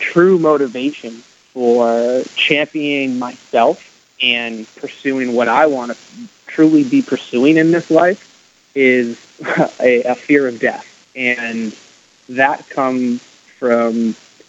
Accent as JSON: {"language": "English", "town": "Canton", "region": "Massachusetts", "country": "United States", "tie": "born or raised there", "also_born_or_lived": "France / Providence, Rhode Island", "moved": "as an adult", "lives_now": "Los Angeles, United States", "said": "I grew up in Boston, Massachusetts, just outside in a town called Canton"}